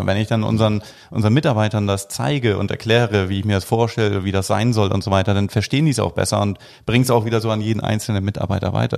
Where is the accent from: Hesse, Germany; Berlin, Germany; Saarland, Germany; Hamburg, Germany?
Hamburg, Germany; als Hamburger